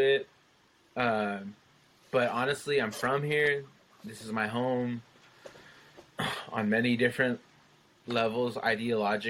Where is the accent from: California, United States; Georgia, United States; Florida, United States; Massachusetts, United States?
California, United States; San Jose; my hometown in San Jose